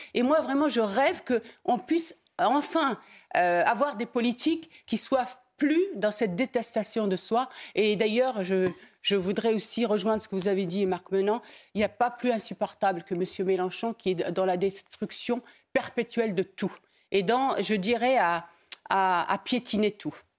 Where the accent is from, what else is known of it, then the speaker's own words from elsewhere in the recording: Dreux, Centre-Val de Loire, France; je suis de Dreux, de Dreux, qui est la ville royale